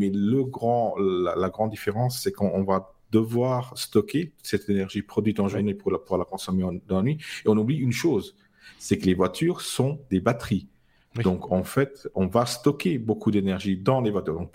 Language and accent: French; Luxembourg; même si je suis luxembourgeois.